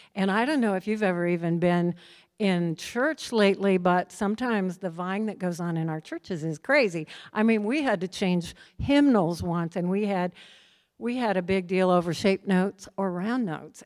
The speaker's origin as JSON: {"language": "English", "region": "Midwest", "country": "United States", "tie": "born or raised there", "also_born_or_lived": "Minnesota", "said": "I grew up in the Midwest"}